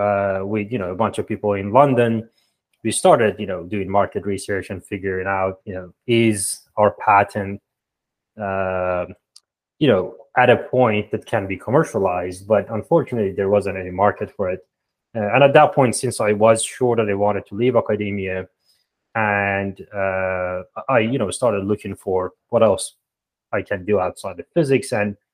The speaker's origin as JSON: {"language": "English", "country": "Iran", "tie": "born or raised there", "moved": "as an adult", "lives_now": "Toronto, Canada", "said": "I'm from Iran originally, and there we have this, countrywide entrance exam to get to university"}